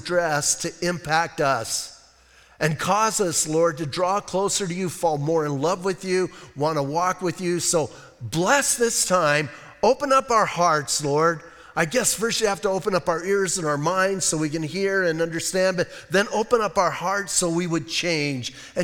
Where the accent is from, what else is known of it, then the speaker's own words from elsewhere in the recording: Bisbee, Arizona, United States; I'm from Bisbee.